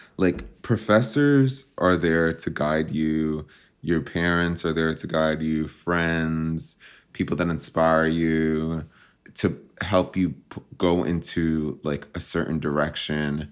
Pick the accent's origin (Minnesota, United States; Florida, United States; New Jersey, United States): New Jersey, United States; moved away as an adult; also born or lived in New York City; now in Los Angeles, United States; I was born and raised in New Jersey, and I'm very proud to be from there.